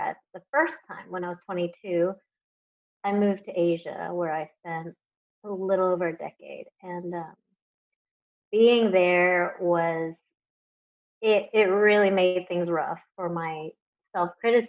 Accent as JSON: {"language": "English", "town": "Houston", "region": "Texas", "country": "United States", "tie": "born or raised there", "also_born_or_lived": "Los Angeles, United States / Taiwan", "moved": "as an adult", "said": "I was born and raised in Houston, Texas"}